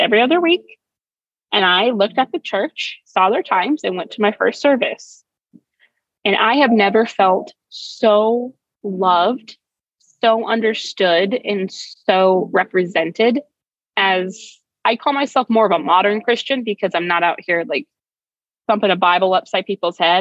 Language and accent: English; Arizona, United States; I'm back in my home state of Arizona